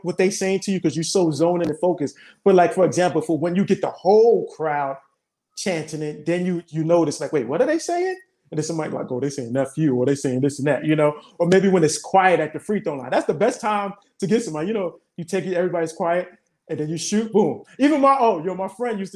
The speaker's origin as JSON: {"language": "English", "town": "New York City", "region": "New York", "country": "United States", "tie": "born or raised there", "said": "growing up in Brooklyn"}